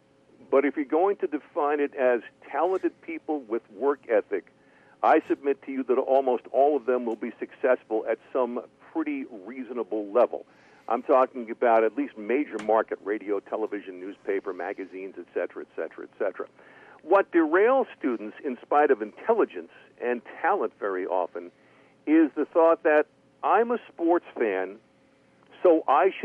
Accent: Bergen County, New Jersey, United States; also born or lived in Queens, New York; I grew up in suburban New York, in Bergen County, New Jersey. I was born in Queens, and we moved over to Jersey when I was five.

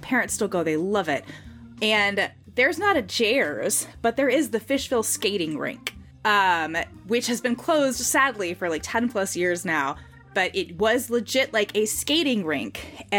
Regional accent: Louisiana, United States; both my parents are from Louisiana, but they're from two different towns in Louisiana. My dad's from my hometown.

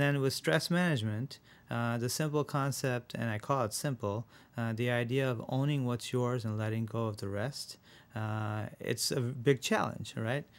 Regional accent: Rochester, New York, United States; also born or lived in India; I was born in India, uh, and when I was seven, I moved to Rochester.

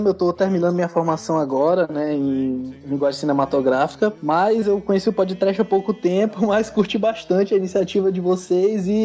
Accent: São Luís, Maranhão, Brazil; Eu sou de São Luís, aqui

